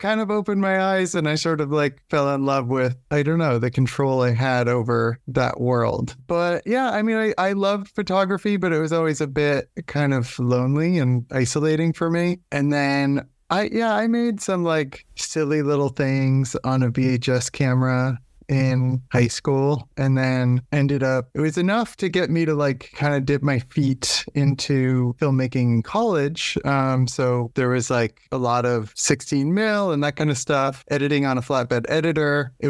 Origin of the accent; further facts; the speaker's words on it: Nantucket, Massachusetts, United States; I grew up on Nantucket Island and there was not, filmmaking was not anything on my radar for quite a long time.